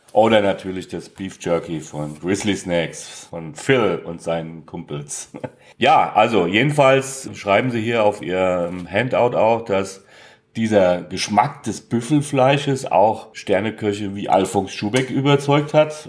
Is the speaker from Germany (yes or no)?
yes; Hesse, Germany; ich bin Hesse